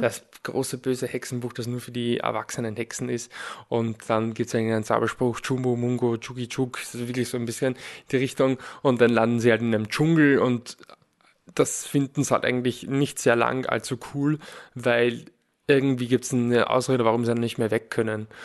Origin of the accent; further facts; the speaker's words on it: Lower Austria, Austria; ich bin in Niederösterreich aufgewachsen